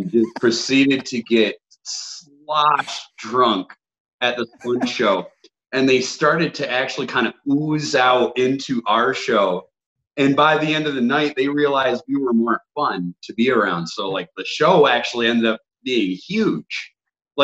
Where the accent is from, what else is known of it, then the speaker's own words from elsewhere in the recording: Dearborn, Michigan, United States; I grew up in Dearborn, where Eloise Mental Hospital